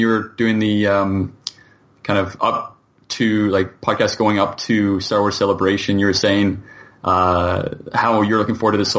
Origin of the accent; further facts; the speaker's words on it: Canada; I'm a Canadian, and I live and work in Toronto right now